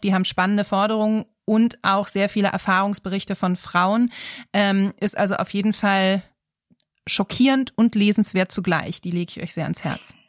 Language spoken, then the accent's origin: German; Germany; Hier bei uns in Deutschland